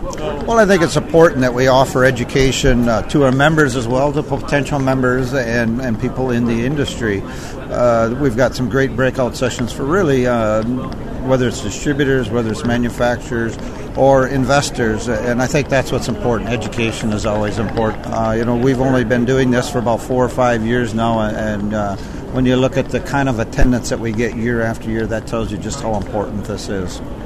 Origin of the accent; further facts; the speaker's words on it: United States; also born or lived in South Dakota; as an American